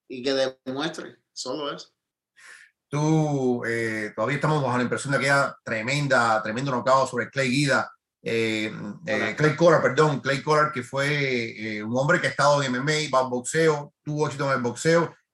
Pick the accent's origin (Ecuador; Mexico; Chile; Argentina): Mexico; Yo soy mexicano también.